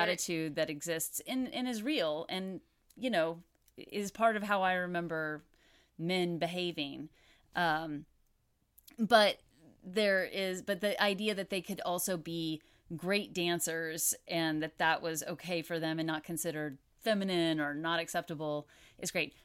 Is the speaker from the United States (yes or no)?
yes; Houston, Texas, United States; I grew up in Houston. I was in Houston at the time that they filmed this